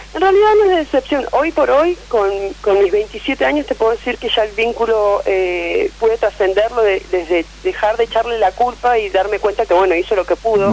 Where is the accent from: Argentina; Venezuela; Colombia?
Argentina; Neuquén; Soy de Nauquén Capital